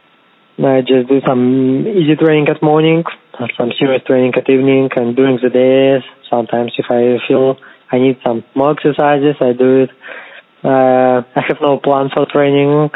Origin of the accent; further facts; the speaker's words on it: Kazakhstan; English is a second language; moved away; also born or lived in Moscow, Russia; originally I'm from Kazakhstan. I just study in Russia, in Moscow, but I have a Russian passport right now